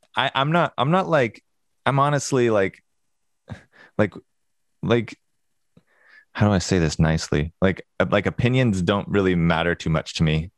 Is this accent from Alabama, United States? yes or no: no; Springfield, Oregon, United States; I grew up in Springfield